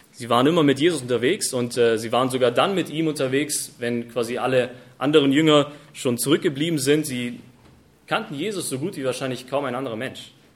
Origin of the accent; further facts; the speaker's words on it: Germany; bei uns in Deutschland